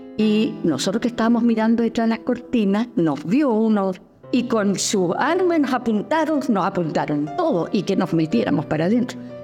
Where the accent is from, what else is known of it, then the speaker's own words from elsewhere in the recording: Patagonia, Magallanes and Chilean Antarctica, Chile; moved away as an adult; also born or lived in Puerto Aysén; soy patagona, patagona magallánica